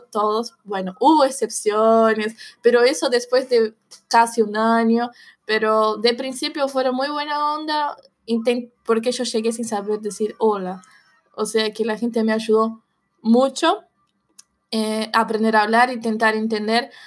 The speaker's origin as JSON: {"language": "Spanish", "region": "São Paulo", "country": "Brazil", "also_born_or_lived": "Buenos Aires, Argentina", "second_language": "Spanish", "moved": "yes", "lives_now": "Argentina", "said": "yo soy de Sao Paulo, es una ciudad muy parecida a Buenos Aires"}